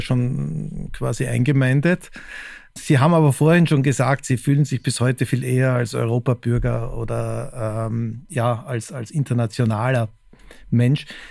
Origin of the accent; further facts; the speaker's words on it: Austria; moved away as an adult; now in Munich, Germany; in München ist man als Österreicher Gastarbeiter, in Hamburg Exote.